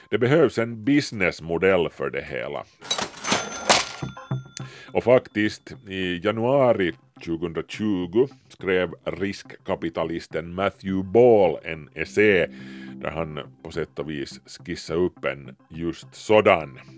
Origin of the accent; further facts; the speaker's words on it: Malmö, Skåne, Sweden; Välkomna till Malmö. Min hemstad i verkligheten och i Second Life.